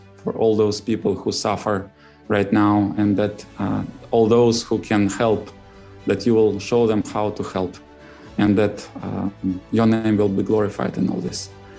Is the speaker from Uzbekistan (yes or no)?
yes; Uzbekistan; born there; No, I was born in Uzbekistan.